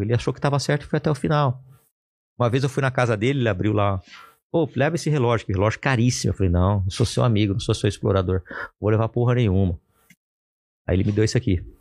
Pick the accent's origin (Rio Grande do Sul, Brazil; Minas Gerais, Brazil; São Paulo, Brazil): São Paulo, Brazil; Ribeirão Preto; eu sou de Ribeirão Preto